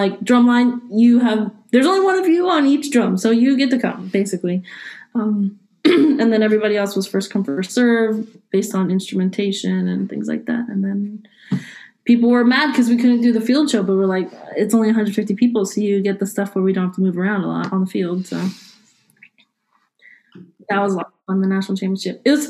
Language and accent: English; Howard County, Maryland, United States; moved away as an adult; also born or lived in Virginia; In Maryland. So I grew up in Howard County and went to Ellicott Mills Middle School, and then I went to Mount Hebron High School